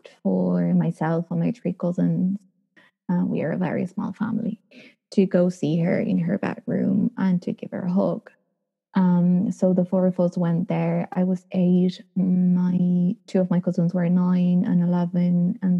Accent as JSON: {"language": "English", "region": "Buenos Aires", "country": "Argentina", "moved": "as an adult", "lives_now": "Dublin, Ireland", "said": "I'm originally from Buenos Aires, Argentina"}